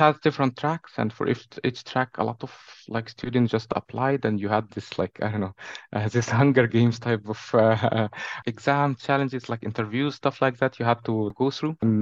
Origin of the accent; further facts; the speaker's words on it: Cairo, Cairo Governorate, Egypt; moved away as an adult; now in Amsterdam, Netherlands; I'm from Cairo, Egypt